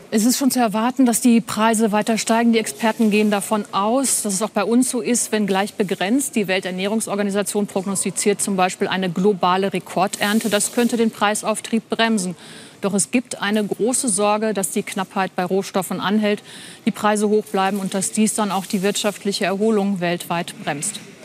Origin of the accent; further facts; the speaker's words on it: Germany; bei uns in Deutschland